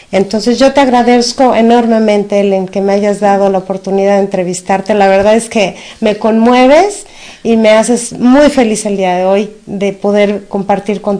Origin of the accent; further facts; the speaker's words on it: Mexico; no importa dónde estemos, no importa eh, en la situación que estemos, todos somos mexicanos, todos somos unos